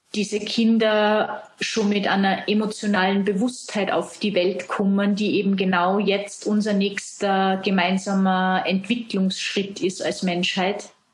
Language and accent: German; Salzburg, Austria; du hörst es an dem Dialekt. Ich komme aus Österreich, aus Salzburg.